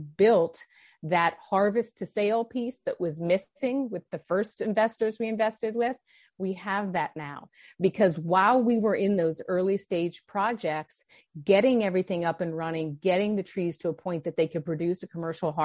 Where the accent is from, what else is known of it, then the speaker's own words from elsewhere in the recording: Denver, Colorado, United States; also born or lived in California; I was from Denver, Colorado